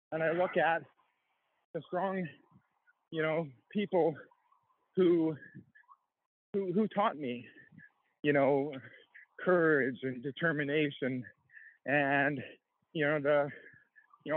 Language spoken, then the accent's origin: English; High River, Alberta, Canada; I grew up in Canada. I grew up in a small town called High River in Alberta.